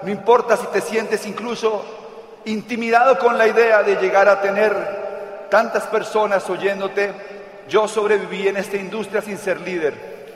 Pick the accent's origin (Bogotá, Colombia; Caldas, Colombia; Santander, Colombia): Santander, Colombia; Ella es de mi tierra, santanderiana. Dicen que las santanderianas planchamos con la mano